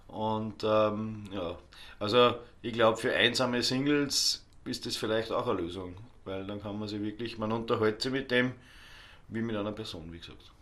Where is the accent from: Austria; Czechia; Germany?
Austria; Ohlsdorf, Upper Austria; also born or lived in Dubai; now in Altmünster, Austria; ist halt meine Heimatgemeinde.